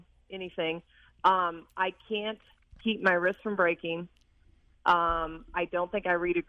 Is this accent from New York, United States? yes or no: no; Cabery, Illinois, United States; I'm from Cabri, Illinois.